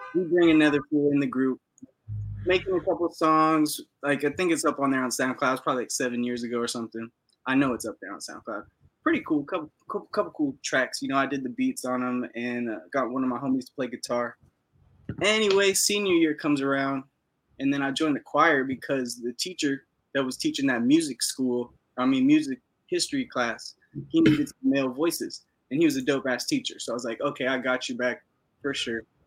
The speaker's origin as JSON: {"language": "English", "town": "Los Angeles", "region": "California", "country": "United States", "tie": "born or raised there", "moved": "as an adult", "lives_now": "Oregon, United States", "said": "I'm from West LA, Venice Beach, California, Los Angeles. Uh, born and raised"}